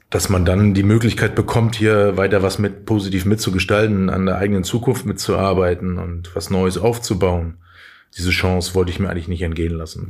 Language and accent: German; Schwerin, Mecklenburg-Vorpommern, Germany; also born or lived in Flensburg; now in Hamburg, Germany; bin ich im Osten groß geworden